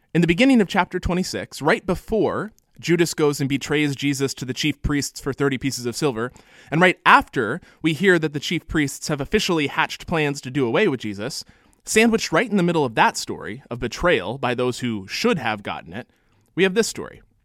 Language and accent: English; California, United States; I'm a Californian